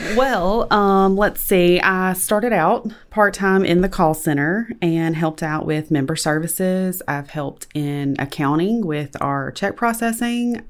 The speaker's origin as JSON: {"language": "English", "town": "West Monroe", "region": "Louisiana", "country": "United States", "tie": "born or raised there", "said": "I've lived in West Monroe my entire life"}